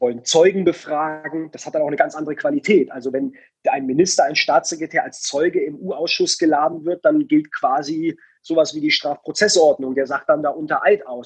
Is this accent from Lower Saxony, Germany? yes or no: no; Baden-Württemberg, Germany; ich komme aus Baden-Württemberg